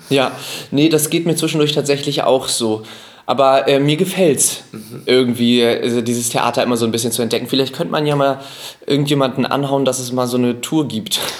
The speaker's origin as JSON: {"language": "German", "region": "Hamburg", "country": "Germany", "tie": "born or raised there", "said": "ich bin ja Hamburger"}